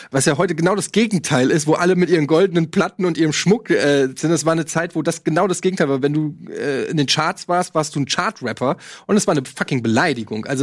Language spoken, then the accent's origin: German; Frankfurt, Hesse, Germany; weil äh, ich komme aus Frankfurt